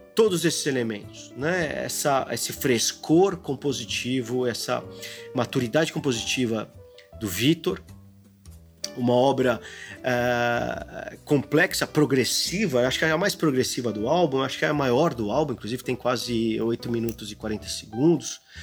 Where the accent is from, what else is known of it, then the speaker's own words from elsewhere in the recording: Brazil; sendo brasileiro